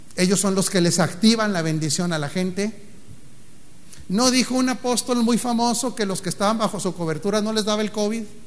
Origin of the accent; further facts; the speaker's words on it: Mexico; como mexicano